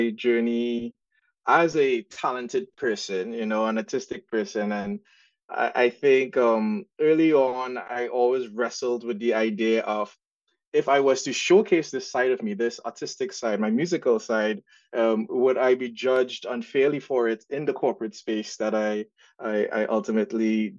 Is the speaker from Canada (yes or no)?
no; Trinidad & Tobago; accent: Trinidad and Tobago; now in United States; the accent that you guys would hear is from Trinidad and Tobago. So I grew up in Trinidad and migrated to the States when in 2001. But yeah, my accent never left